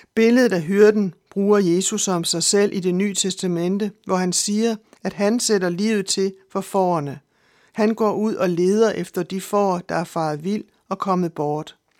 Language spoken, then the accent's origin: Danish; Denmark